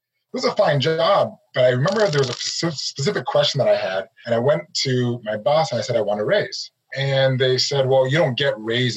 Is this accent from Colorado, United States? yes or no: yes; Arvada, Colorado, United States; moved away as an adult; also born or lived in Oregon; I grew up in Arvada, Colorado